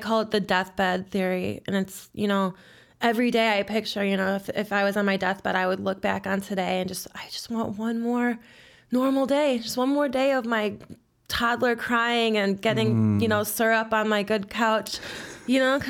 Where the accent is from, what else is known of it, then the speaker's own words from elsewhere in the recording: Chicago, Illinois, United States; born and raised in Jefferson Park. That's on the northwest side of the city